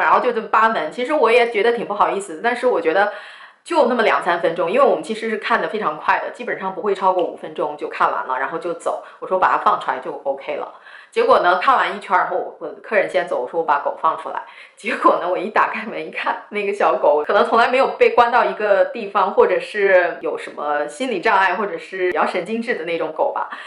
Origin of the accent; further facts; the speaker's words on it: Shanxi, China; 我是山西人